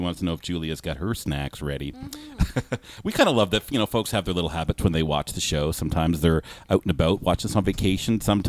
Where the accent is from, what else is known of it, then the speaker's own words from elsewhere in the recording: Canada; So I consider it a great honor as a Canadian